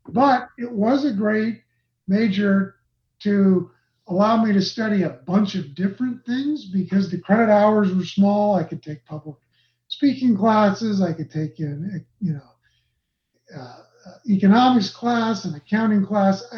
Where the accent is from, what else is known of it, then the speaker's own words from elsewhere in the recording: Los Angeles, California, United States; now in Utah, United States; I grew up in Los Angeles going to Dodger games